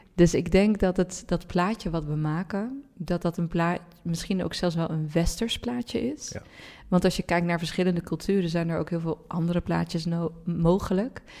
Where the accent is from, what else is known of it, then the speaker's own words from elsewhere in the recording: Randstad, Netherlands; we zijn opgegroeid in de Randstad, mhm. met z'n allen